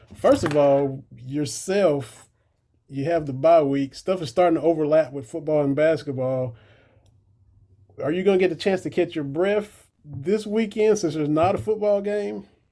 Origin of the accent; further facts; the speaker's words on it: Harlan County, Eastern Kentucky, United States; I grew up in Harlan County, just on down the road in the mountains from Eastern Kentucky.